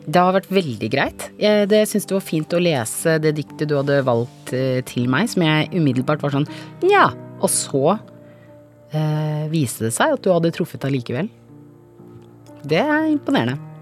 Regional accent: Vormsund, Akershus, Norway; also born or lived in Grünerløkka, Oslo; jeg vokste opp på, um, på Grünerløkka fra jeg var to måneder til jeg gikk i andre klasse på barneskolen. Og så eh, bodde vi i leilighet, og så var vi en familie på fem, så vi flytta til Vormsund med stor hage

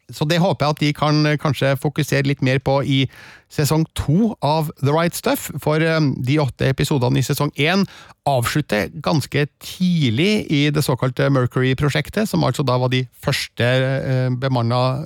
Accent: Stjørdal, Trøndelag, Norway; i Stjørdal, eh, der jeg vokste opp

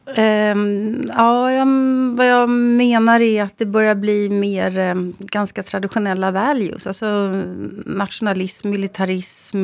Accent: Sweden; jag är född i Sverige

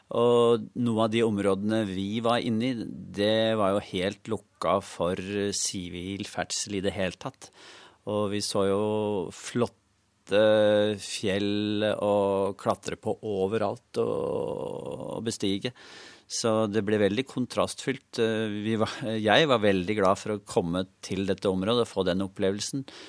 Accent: Norway; vi kom fra Norge eh, og et land som ligger nesten på andre siden av kloden

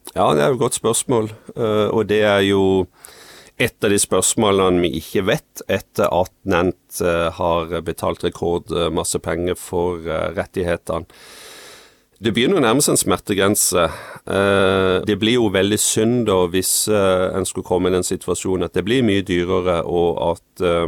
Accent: Farsund, Agder, Norway; så kommer jeg fra, fra Farsund på Sørlandet

